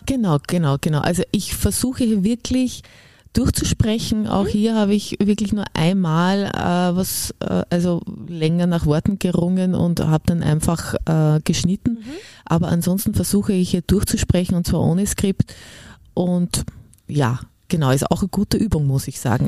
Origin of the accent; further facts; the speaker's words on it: Upper Austria, Austria; ich bin ja Oberösterreicherin